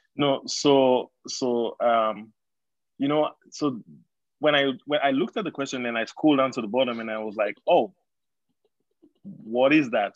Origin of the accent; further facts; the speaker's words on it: Sierra Leone; we we we grew up in Sierra Leone